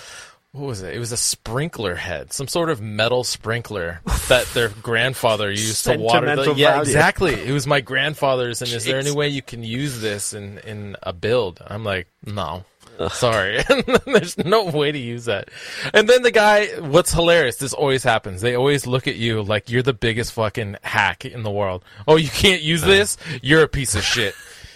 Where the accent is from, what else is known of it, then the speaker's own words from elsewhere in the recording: Scotland, United Kingdom; I'm Scottish.